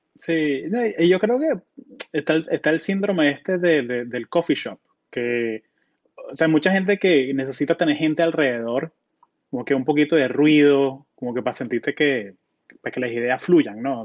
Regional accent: Colombia; also born or lived in Florida; now in Silicon Valley, United States

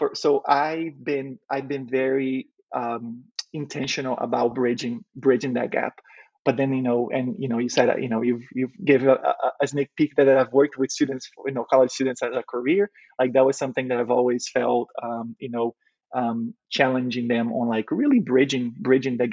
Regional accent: Brazil; English is a second language; now in United States; growing up in Brazil, you know, it's a very diverse country

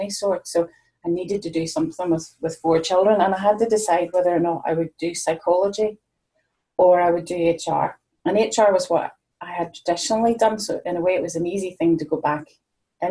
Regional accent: Northern Ireland, United Kingdom; now in Ayrshire, United Kingdom; I'm based in Ayrshire now. I'm originally from Northern Ireland, but I've been living here since 1994.

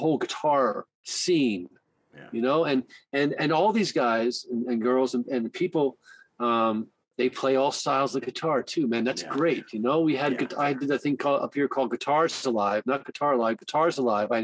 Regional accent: Baltimore, Maryland, United States; moved away as an adult; also born or lived in Arizona / Cyprus; now in Canada; I grew up in Baltimore and it's kind of second nature to be colorful with my language

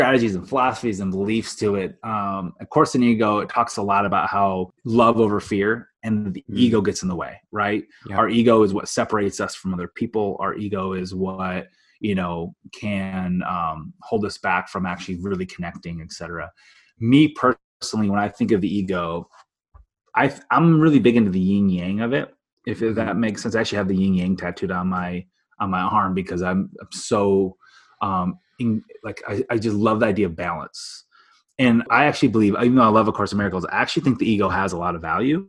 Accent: Illinois, United States; I grew up in Illinois.

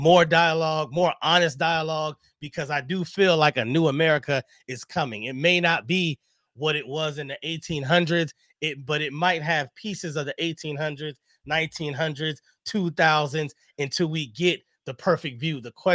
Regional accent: Bed-Stuy, New York, United States; I come from Bed-Stuy.

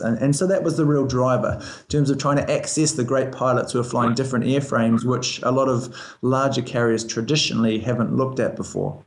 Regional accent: Christchurch, Canterbury, New Zealand; moved away as an adult; also born or lived in Auckland / Colorado / Canada / Scotland; now in Dubai, United Arab Emirates; I'm from New Zealand. I was um, born and raised in Christchurch

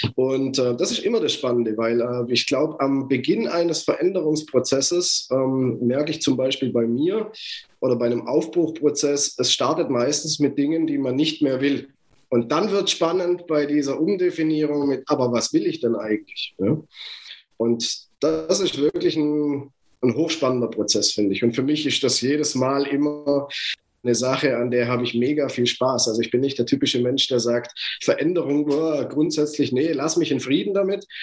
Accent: Germany; ich bin deutsch, ich bin in Deutschland geboren, ich bin in Deutschland aufgewachsen

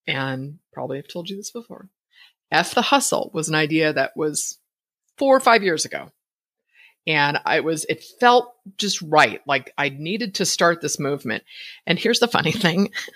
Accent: Bay Area, California, United States; moved away as an adult; now in Idaho, United States; I was born and raised in the Bay Area

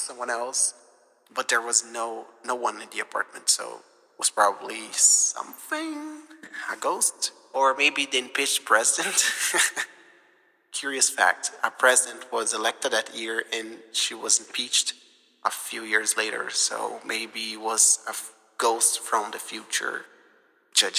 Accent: Brazil; born or raised there; moved away

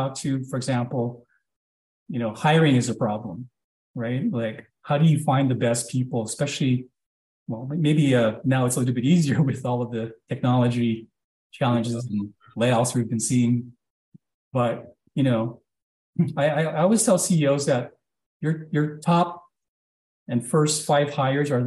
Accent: Hawaii, United States; moved away; growing up in Hawaii, to Asian parents

